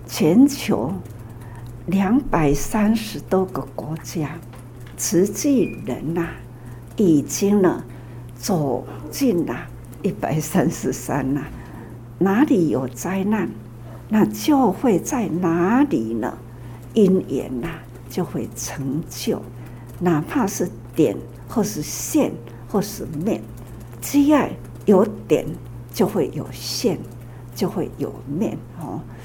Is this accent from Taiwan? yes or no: yes; Taiwan; 我们台湾